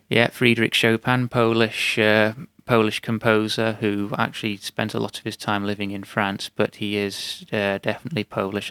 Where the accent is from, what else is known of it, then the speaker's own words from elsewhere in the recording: United Kingdom; as a British national